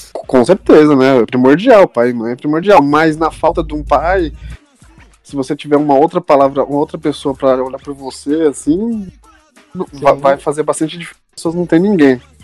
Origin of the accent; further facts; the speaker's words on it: São Paulo, Brazil; eu sou da Zona Sul aqui